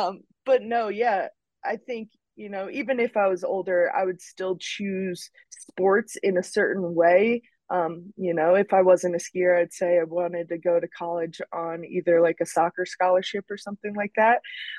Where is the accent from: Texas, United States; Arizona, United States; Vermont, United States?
Vermont, United States; Mount Snow; having older brothers that were skiers and on kind of the weekend ski team that I grew up in Mount Snow, Vermont